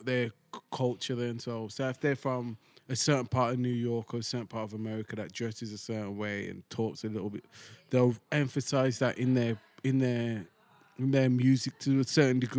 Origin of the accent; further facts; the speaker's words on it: United Kingdom; until we open our mouth, they don't know we're British.